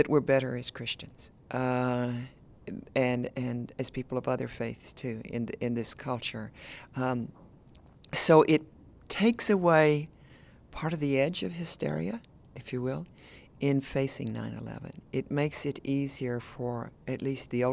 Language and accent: English; Tennessee, United States; I'm from Tennessee, which is a border state